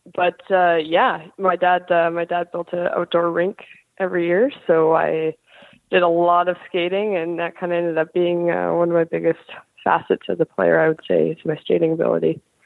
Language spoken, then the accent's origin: English; Kelowna, British Columbia, Canada; now in Buffalo, United States; I grew up in Kelowna, British Columbia